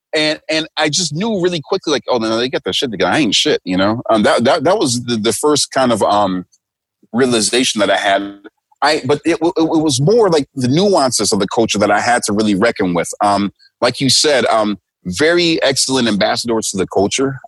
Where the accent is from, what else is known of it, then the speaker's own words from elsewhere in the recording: United States; moved away as an adult; now in Tokyo, Japan; I'm black and I'm from America